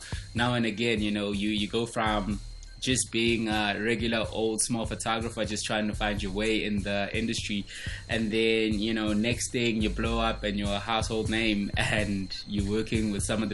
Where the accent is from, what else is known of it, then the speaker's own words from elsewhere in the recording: Venda, Limpopo, South Africa; now in Johannesburg, South Africa; my journey when I was growing up in Venda, coming to Johannesburg to visit my family in Soweto.